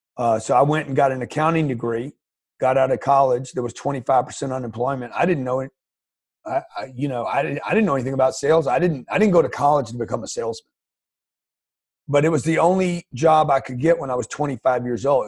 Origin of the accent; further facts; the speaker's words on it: Lake Charles, Louisiana, United States; I grew up in Lake Charles, Louisiana, middle class family, a single mother